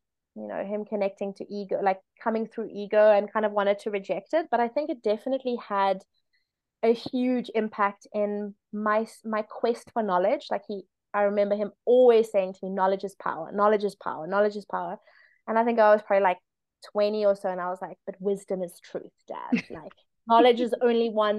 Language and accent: English; South Africa; I'm South African